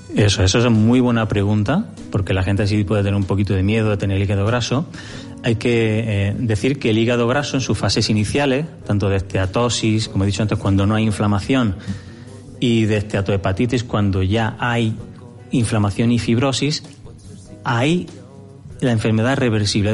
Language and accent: Spanish; Granada, Andalusia, Spain; now in Jávea, Spain; yo soy oriundo de Granada